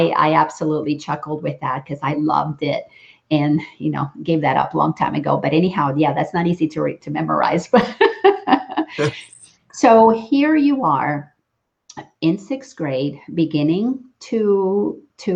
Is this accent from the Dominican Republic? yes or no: yes; Dominican Republic; now in Atlanta, United States; I grew up in the Dominican Republic